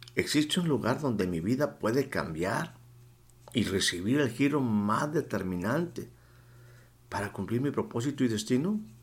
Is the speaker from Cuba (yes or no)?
no; Mexico; estaba aquí en mi país, en la sierra de Puebla